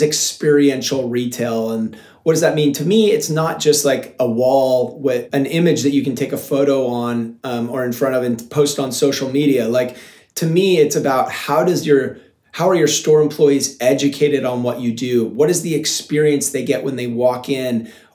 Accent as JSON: {"language": "English", "town": "Seattle", "region": "Washington", "country": "United States", "tie": "born or raised there", "moved": "yes", "lives_now": "Encinitas, United States", "said": "when I was a kid, I grew up in Seattle"}